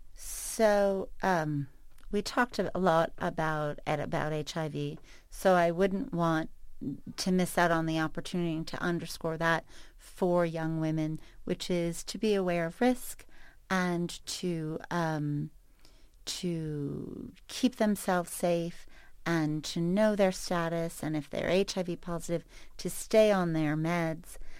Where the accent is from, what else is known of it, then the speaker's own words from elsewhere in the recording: New York City, New York, United States; moved away; I grew up in New York City, and still, no matter where I live, where I go, define myself as such